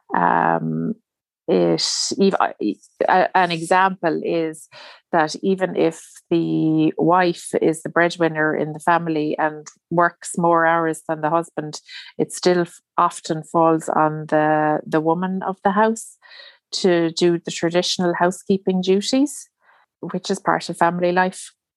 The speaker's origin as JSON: {"language": "English", "country": "Ireland", "said": "I'm Irish, so, and I live in Ireland"}